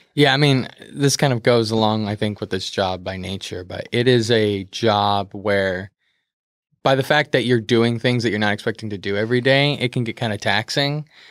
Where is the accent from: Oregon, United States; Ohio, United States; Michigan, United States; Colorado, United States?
Oregon, United States; Beaverton; technically I'm from Beaverton, 'cause I am, but I would say I'm from, like, the metro area